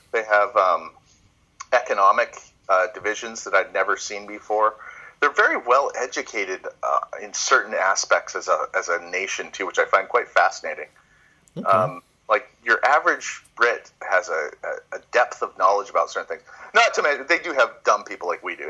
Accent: Canada; also born or lived in Toronto; here in Canada, when I, I went my hometown

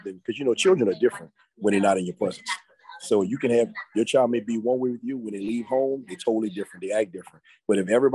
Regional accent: New Orleans, Louisiana, United States; moved away as an adult; now in Slidell, United States

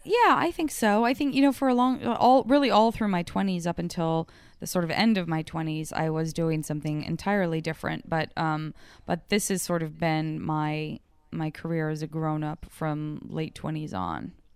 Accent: Arizona, United States; moved away; growing up in Arizona

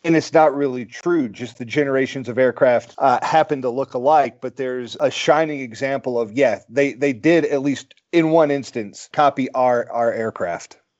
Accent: United States; as an American

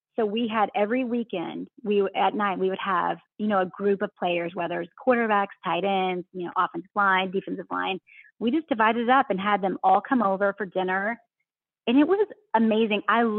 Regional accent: the South, United States; accent: Southern drawl; I'm from the South. So I still do that Southern

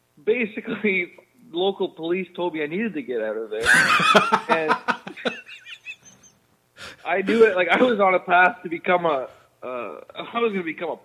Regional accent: Collingwood, Ontario, Canada; also born or lived in Germany; now in Vancouver, Canada; So my mother's German. So we moved over here when I was young, though. And I grew up outside of Blue Mountain, Collingwood area in Ontario

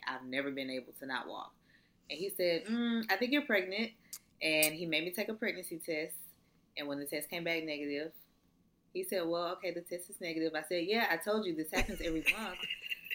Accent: Atlanta, Georgia, United States; also born or lived in Valdosta, Georgia; I'm in college, not where I'm from. I'm from Atlanta

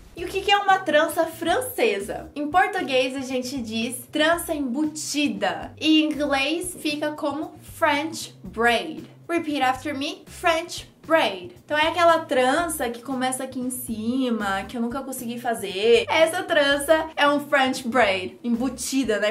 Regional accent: Brazil; Sou brasileira

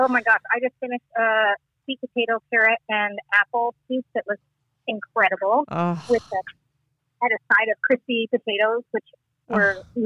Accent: Midwest, United States; moved away as an adult; also born or lived in Central Illinois / Colorado / Florida; we grew up in the Midwest. We are both middle children

